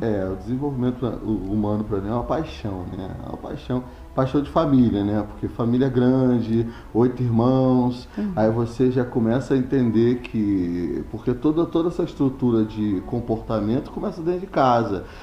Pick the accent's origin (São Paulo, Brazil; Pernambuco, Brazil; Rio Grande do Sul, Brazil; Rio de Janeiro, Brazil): Rio de Janeiro, Brazil; Teresópolis; eu sou de Teresópolis